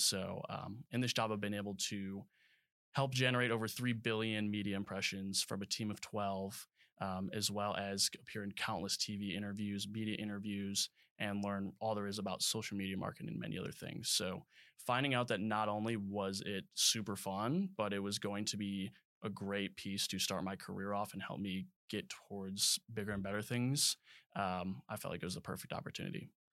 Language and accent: English; Crystal Lake, Illinois, United States; moved away as an adult; also born or lived in Alabama; I came out of Crystal Lake, Illinois. Um, and so I grew up there all throughout high school